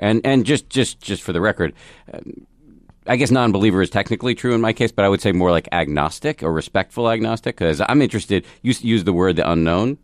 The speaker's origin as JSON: {"language": "English", "region": "Massachusetts", "country": "United States", "tie": "born or raised there", "said": "I grew up in the People's Republic of Massachusetts"}